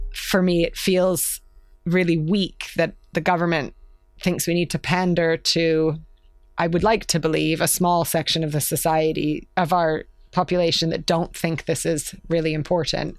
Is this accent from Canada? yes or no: yes; Canada; moved away as an adult; also born or lived in London; now in United Kingdom; I, I'm Canadian